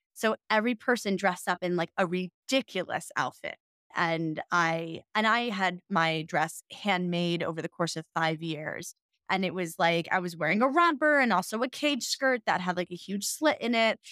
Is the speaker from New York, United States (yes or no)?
yes; New York City, New York, United States; moved away as an adult; also born or lived in Denver, Colorado; I'm from New York City.